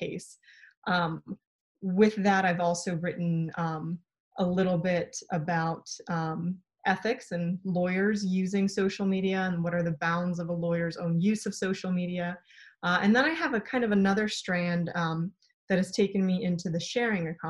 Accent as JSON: {"language": "English", "area": "San Francisco Bay Area", "region": "California", "country": "United States", "tie": "born or raised there", "also_born_or_lived": "Poland / Pittsburg, California", "said": "So I ended up growing up in the San Francisco Bay Area"}